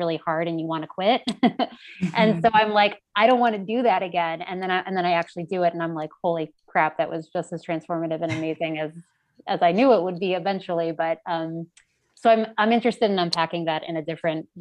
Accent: Ohio, United States; moved away as an adult; my life growing up in Ohio

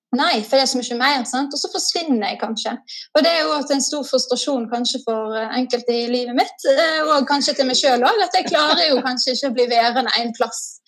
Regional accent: Askøy, Vestland, Norway; moved away as an adult; also born or lived in Oslo; now in Nesodden, Norway; jeg kommer fra Askøy, som er litt ut forbi Bergen. Så på Vestlandet.

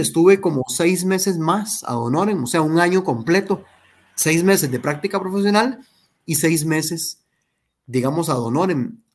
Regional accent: Heredia, Costa Rica; me crié en Heredia Centro, en un barrio que se llama Fátima, barrio Fátima.

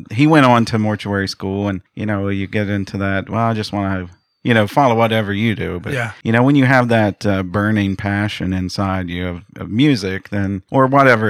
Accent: Grafton, United States; I am from Grafton, actually. I've been living here for about 24 years. I am the director of bands at Grafton High School.

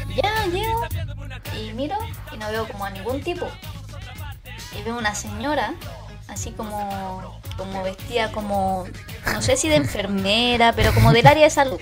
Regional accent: Maipú, Santiago Metropolitan Region, Chile; yo soy de Maipú

